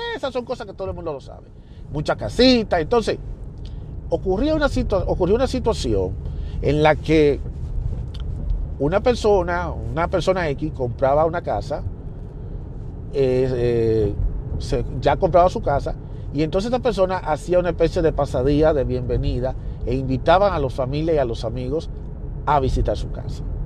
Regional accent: Dominican Republic; moved away; yo soy dominicano

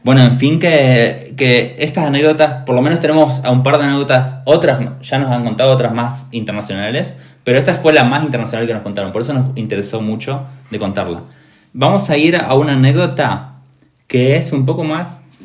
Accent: Argentina; yo como argentino

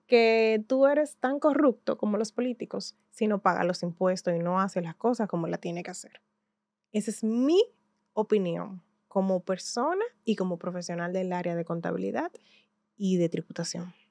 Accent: Santiago de los Caballeros, Santiago, Dominican Republic; yo soy de Santiago de los Caballeros

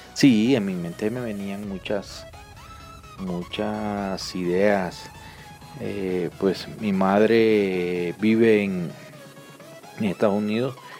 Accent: El Salvador; moved away as an adult; now in Colombia; soy salvadoreño, tengo 54 años

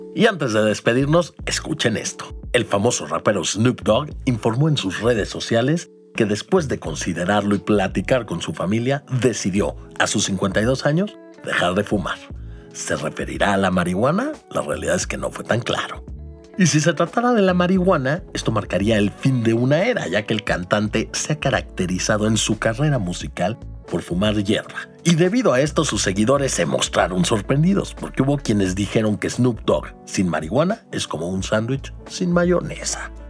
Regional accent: Mexico

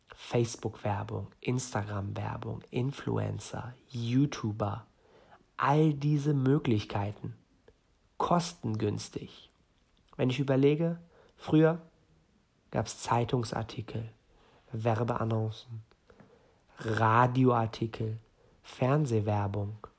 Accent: Northern Germany, Germany; komme aus Norden Deutschlands, bin hier geboren, aber gebürtig Iraner

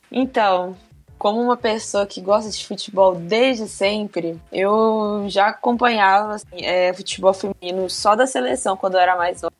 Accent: Belo Horizonte, Minas Gerais, Brazil; eu sou daqui de Belo Horizonte

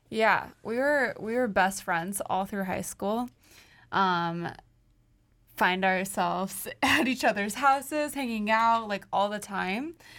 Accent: St. Louis, Missouri, United States; moved away as an adult; now in Chicago, United States; we're from St. Louis.

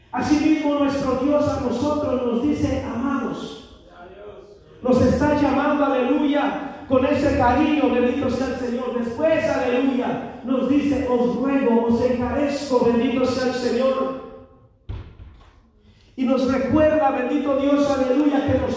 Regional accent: Mexico; moved away; al menos yo soy mexicano, yo vengo de otro país

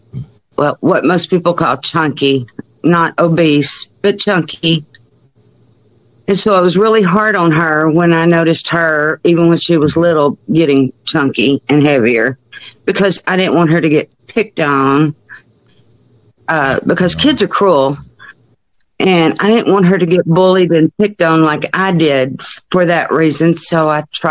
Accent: Hot Springs, Arkansas, United States; I'm from Hot Springs

